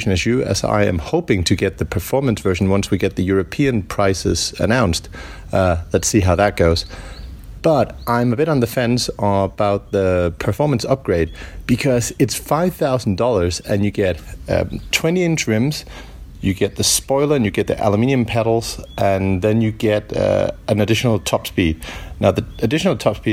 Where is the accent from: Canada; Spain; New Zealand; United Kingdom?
Spain; I'm from Spain, but I'm currently traveling in Japan with my family on holidays